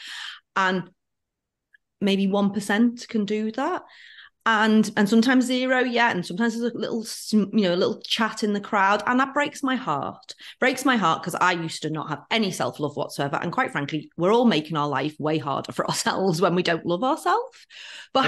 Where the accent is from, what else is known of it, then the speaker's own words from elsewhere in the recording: near Liverpool, North West England, United Kingdom; now in Auckland, New Zealand; I'm from near Liverpool in England